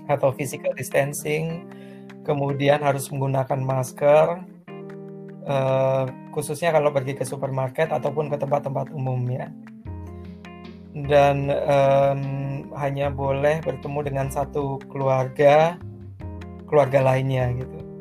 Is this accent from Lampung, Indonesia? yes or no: yes; Lampung, Indonesia; moved away as an adult; now in Germany; saya asalnya dari Lampung tetapi kuliah bahasa Jerman waktu itu di Jogja.